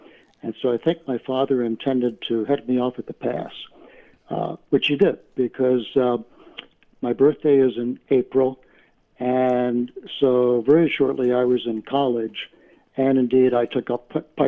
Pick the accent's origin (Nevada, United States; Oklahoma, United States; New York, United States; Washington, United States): New York, United States; Oneonta; when I was living in Oneonta, New York.